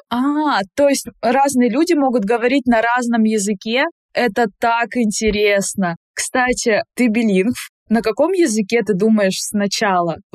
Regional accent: Nigeria; first language English; Russian is a second language; moved away as an adult; now in Russia; Я из Нигерии.

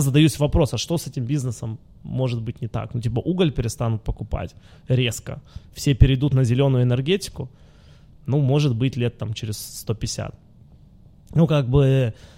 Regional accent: Luhansk, Luhansk Oblast, Ukraine; moved away; я же родился в Луганске.

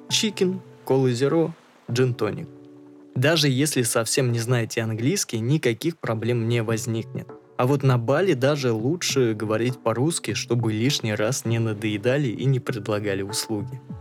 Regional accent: Russia; ты из России

